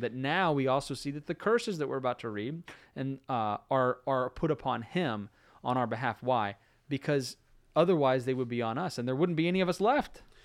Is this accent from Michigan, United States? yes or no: no; Florida, United States; moved away; growing up in Florida